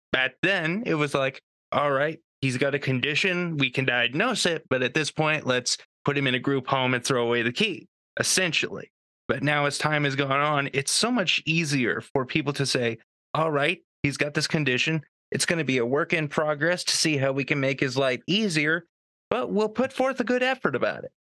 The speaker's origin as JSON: {"language": "English", "country": "Canada", "said": "I'm Canadian"}